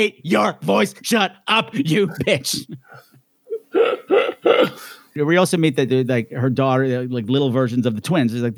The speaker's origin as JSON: {"language": "English", "area": "Long Island", "region": "New York", "country": "United States", "said": "we're from Long Island."}